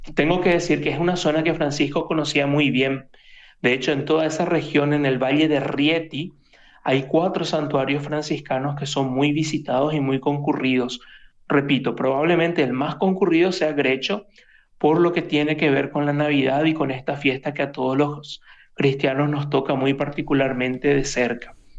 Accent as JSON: {"language": "Spanish", "town": "Asunción", "country": "Paraguay", "moved": "as an adult", "lives_now": "Rome, Italy", "said": "soy paraguayo, soy de Asunción, y, pero ya hace unos tres años que estoy aquí por, por Italia, particularmente ahí en Roma"}